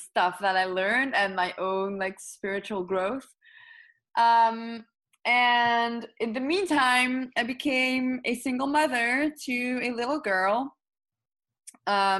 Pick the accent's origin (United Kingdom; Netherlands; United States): Netherlands; English is a second language; I am from the Netherlands